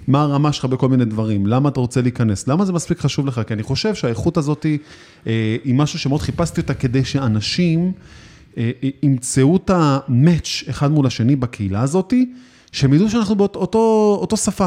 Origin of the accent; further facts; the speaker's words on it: Israel; אצלנו בישראל